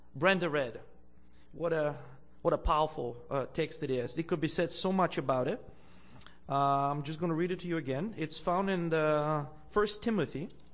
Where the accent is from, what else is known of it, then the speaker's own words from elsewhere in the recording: Bulgaria; also born or lived in Andrews University (United States); now in Canada; I'm originally from Bulgaria in Eastern Europe